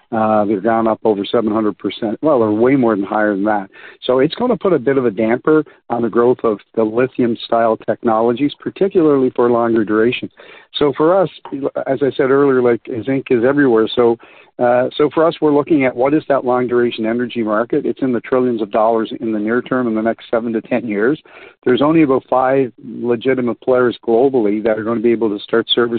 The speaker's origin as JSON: {"language": "English", "country": "Canada", "said": "I'm Canadian."}